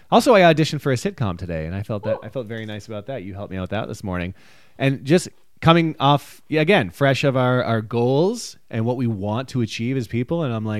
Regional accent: Ireland; Listen, I'm Irish. This is all every Irish person's birthday.

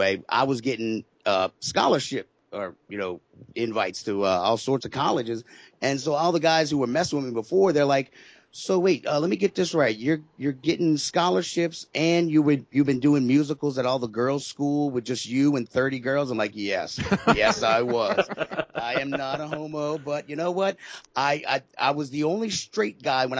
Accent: New Orleans, Louisiana, United States; I am born and raised here

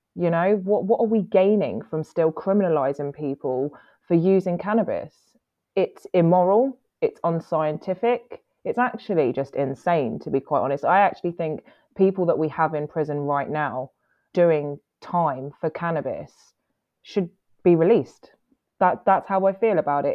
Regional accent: Guernsey; I was born in Guernsey. Um, I'm half Italian. Uh, my mum's from Guernsey.

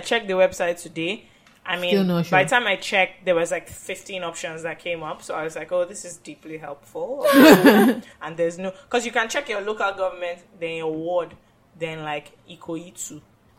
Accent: United Kingdom; I'm British primarily. Then I'm Ghanaian.

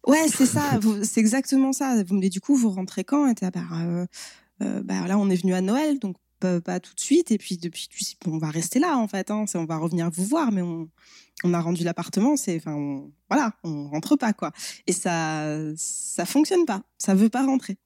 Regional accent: France

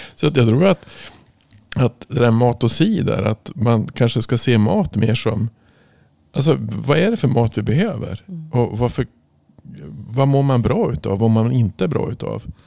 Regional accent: Norrland, Sweden; jag kommer ju från Norrland

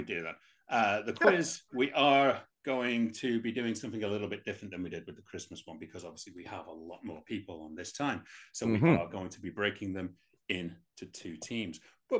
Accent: England, United Kingdom

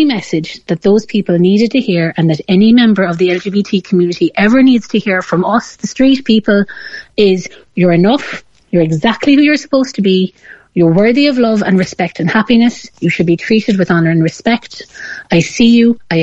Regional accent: Ireland; as Irish people

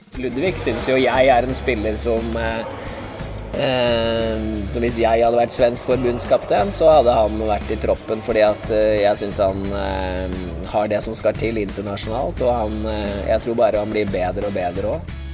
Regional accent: Norway; jeg er nordmann

